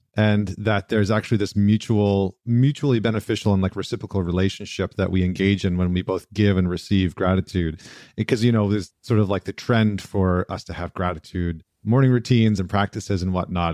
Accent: British Columbia, Canada; moved away; I actually miss being in British Columbia

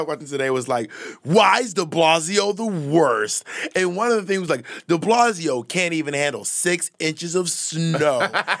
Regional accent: Columbus, Georgia, United States; also born or lived in Atlanta / Corinth, Mississippi / Phoenix / Alabama; I grew up in cities. I grew up in Columbus, Georgia, and Atlanta, Georgia, but also Corinth, Mississippi, and Phoenix, and Alabama.

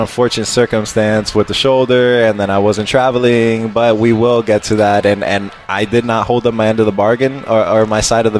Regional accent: Miami, Florida, United States; I'm from Miami

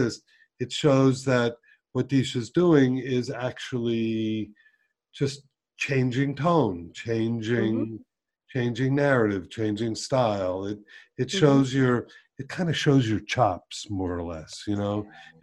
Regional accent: Miami Beach, Florida, United States; moved away as an adult; also born or lived in Colorado; I grew up in South Florida. I grew up in Miami Beach

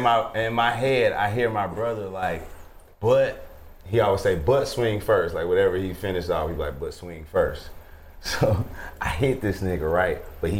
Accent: Inglewood, California, United States; Yeah, I'm from Inglewood, actually, man.

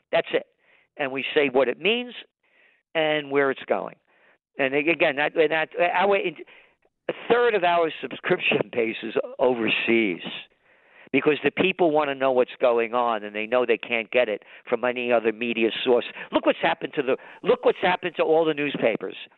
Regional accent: New York City, New York, United States; I was born in the Bronx

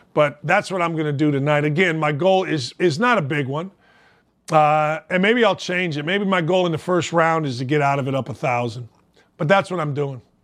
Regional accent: Gary, Indiana, United States; my hometown of Gary, Indiana

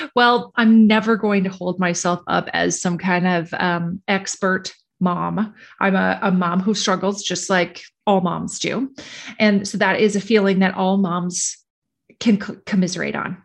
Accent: Minnesota, United States; I'm from Minnesota

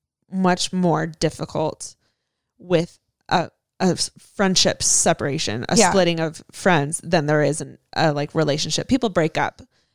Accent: San Diego, California, United States

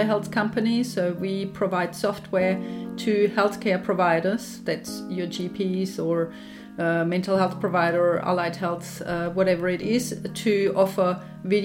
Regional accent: Germany; moved away as an adult; now in Australia; I'm obviously from Germany. I came to Australia in year 2000.

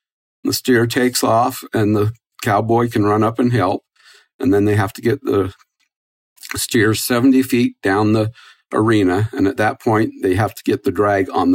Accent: Driggs, Idaho, United States; now in Salt Lake City, United States; a small town rodeo every Friday nights in my hometown in Driggs, Idaho.

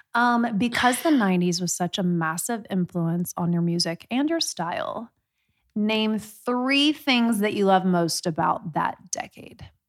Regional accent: Midwest, Indiana, United States; I'm from the Midwest

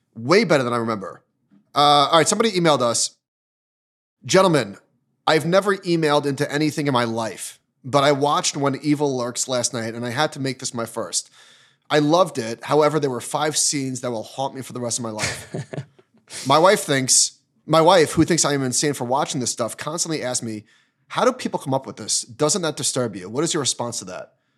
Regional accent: Northeast, United States; growing up in the Northeast

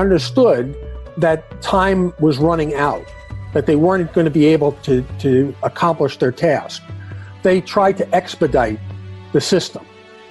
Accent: New York, United States; I'm from New York. I'm a lawyer.

